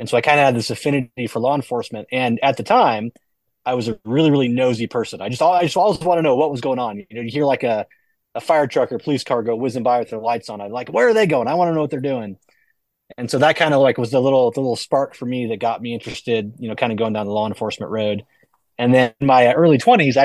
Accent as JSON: {"language": "English", "town": "Grass Valley", "region": "California", "country": "United States", "tie": "born or raised there", "also_born_or_lived": "Bay Area, California", "said": "I was born in the Bay Area, but my parents had the sense to get out of there when I was, I think, about second or third grade. So most of my core memories come from this little small town called Grass Valley, Grass Valley, Nevada City. That's where I grew up"}